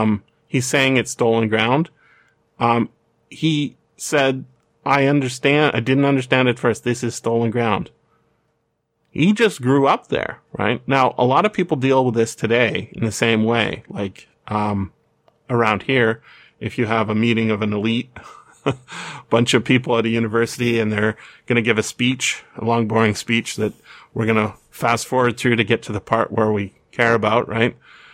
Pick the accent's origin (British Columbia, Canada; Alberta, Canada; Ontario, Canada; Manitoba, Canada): British Columbia, Canada; North Vancouver; born there; I was born in North Vancouver, right? Me, that land. There's a reserve right beside where I was born.